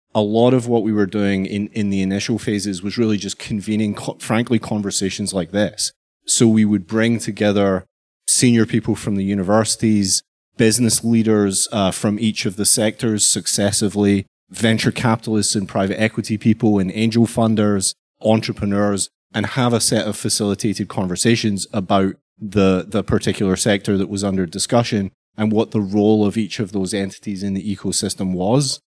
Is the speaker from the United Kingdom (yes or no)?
yes; Glasgow, Scotland, United Kingdom; moved away; also born or lived in London / New York / Canada; I'm, I'm originally from Glasgow and spent a long time in London